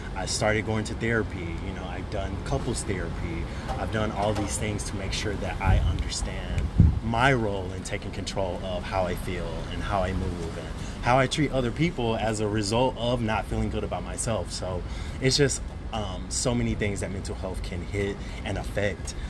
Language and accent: English; Birmingham, Alabama, United States; now in New York City, United States; I am originally from Birmingham, Alabama, been in New York for about ten years